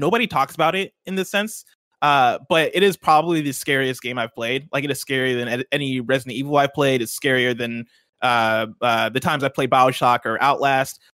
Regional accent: Nigeria; I'm Nigerian

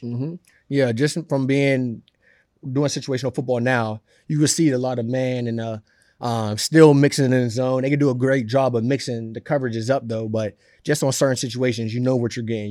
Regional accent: Pittsburgh, Pennsylvania, United States; now in New York, United States; I'm from Pittsburgh

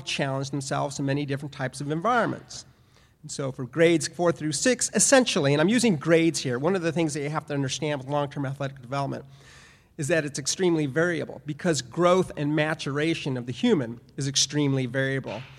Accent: Southern California, United States; I grew up in Southern California

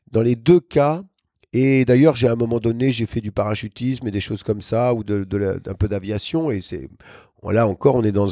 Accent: Brest, Brittany, France; also born or lived in Saint-Mandé / Toulon / Tahiti; je suis né à Saint-Mandé, mais très rapidement, on est parti à Brest, ensuite à Toulon et après à Tahiti.

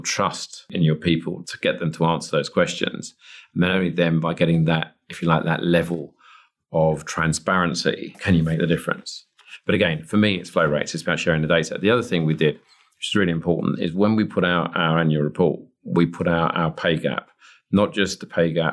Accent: Chingford, London, United Kingdom; where I grew up in Chingford

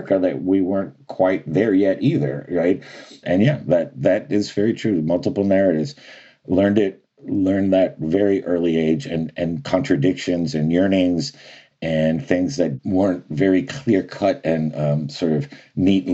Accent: Miami, Florida, United States; in Miami, which is a very unique place, to say the least, to grow up in.

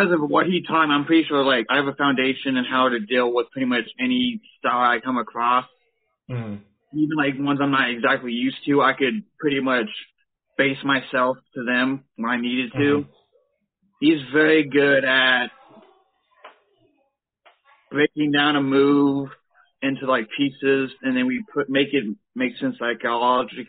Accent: Gladstone, Missouri, United States; I'm from the Kansas City, Gladstone, basically. Okay. Lived here pretty much all my life.

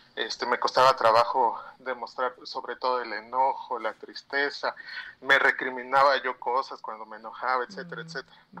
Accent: Oaxaca, Mexico; Yo soy de Oaxaca.

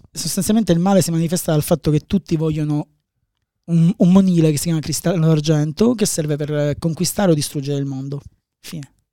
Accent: Palermo, Sicily, Italy; io vengo da Palermo. A Palermo c'era questa fumetteria, quando avevo 14, 13 anni

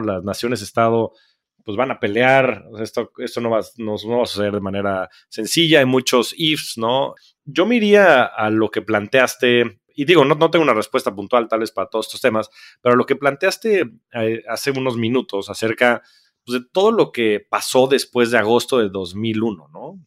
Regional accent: Mexico

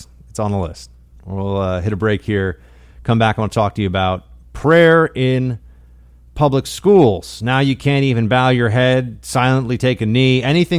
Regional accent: Northern United States, United States; And I'm a Northerner.

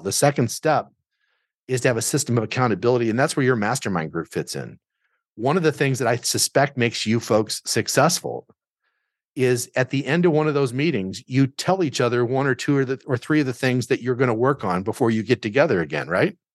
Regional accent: Southern Illinois, United States; moved away as an adult; also born or lived in Chicago suburbs; now in Chicago, United States; I grew up in Southern Illinois

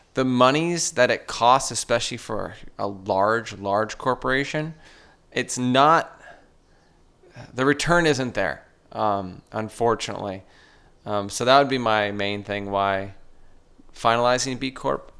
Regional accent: Sierra Madre, California, United States; also born or lived in Huntington Beach, California; I grew up in Cerro Madre, uh, exploring the local mountains with my dad. then moved down to Huntington Beach

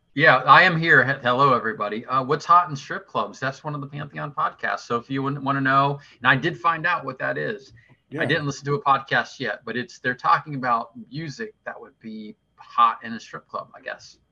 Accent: southwestern Ohio, United States; I grew up in southwestern Ohio

